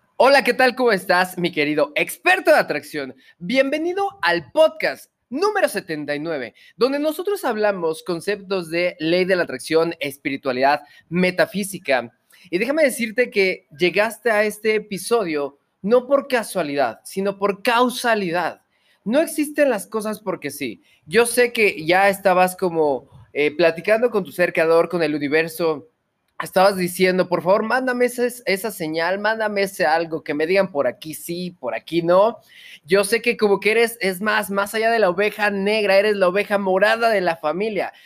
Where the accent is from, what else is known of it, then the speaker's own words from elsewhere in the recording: Mexico; Yo soy mexicano de corazón